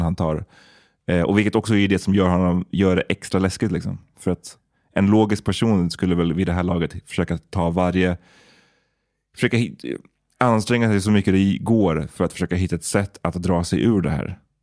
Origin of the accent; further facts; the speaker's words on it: Stockholm, Stockholm County, Sweden; Farsta där jag växte upp